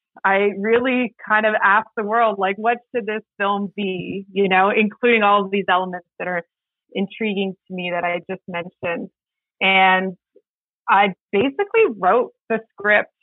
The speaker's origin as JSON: {"language": "English", "region": "Northwest Territories", "country": "Canada", "said": "I'm from the Northwest Territories"}